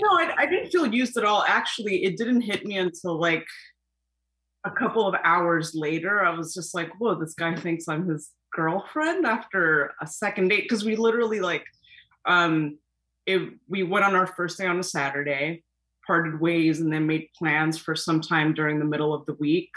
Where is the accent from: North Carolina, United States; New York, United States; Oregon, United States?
New York, United States; New York City; I'm from Flushing